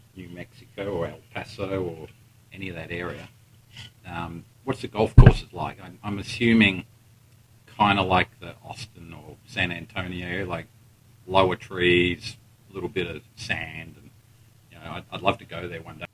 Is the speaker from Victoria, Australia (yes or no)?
yes; Melbourne, Victoria, Australia; I grew up in Melbourne